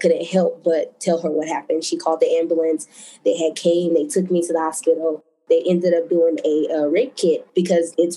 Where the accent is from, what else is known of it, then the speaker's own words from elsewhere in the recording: Denver, Colorado, United States; I am from Denver, Colorado.